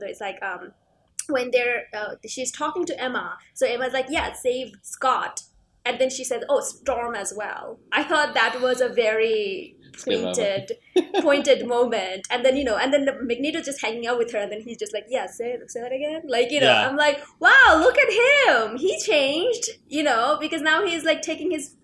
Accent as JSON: {"language": "English", "country": "Canada", "said": "As a Canadian"}